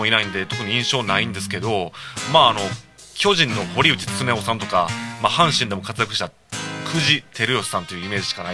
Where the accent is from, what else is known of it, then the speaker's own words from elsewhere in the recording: Shiga, Japan; also born or lived in Osaka; now in Kobe, Japan; 、まあ、大阪生まれ滋賀育ちほんの一瞬大阪挟んで神戸在住の人間です